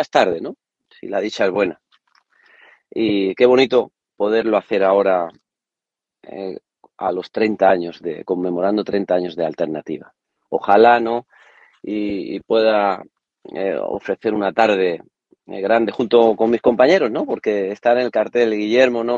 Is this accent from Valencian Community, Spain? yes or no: no; Córdoba, Andalusia, Spain; a Córdoba, ¿no? A, la afición, ¿no? A mi tierra